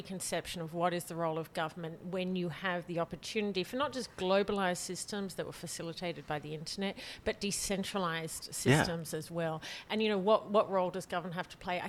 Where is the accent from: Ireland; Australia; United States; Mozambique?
Australia; moved away as an adult; now in France; I grew up in Australia.